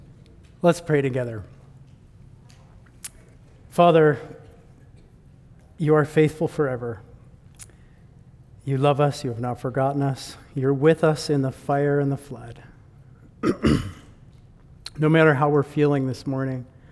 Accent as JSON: {"language": "English", "region": "Michigan", "country": "United States", "tie": "born or raised there", "moved": "as an adult", "said": "I am from the United States. And I grew up in Michigan"}